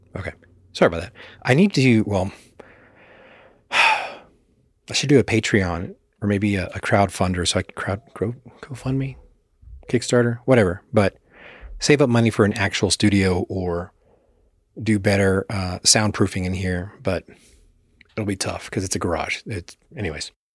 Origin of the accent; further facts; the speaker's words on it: Texas, United States; growing up in Texas, conservative state, especially in the eighties and nineties